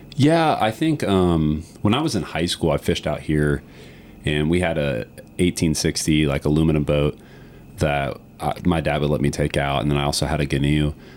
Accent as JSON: {"language": "English", "area": "Green Swamp West, outside Tampa", "region": "Florida", "country": "United States", "tie": "born or raised there", "said": "I grew up the first five years of my life in an area outside of Tampa called Green Swamp West. So my family is five generations of the Tampa Bay Cedar Key area"}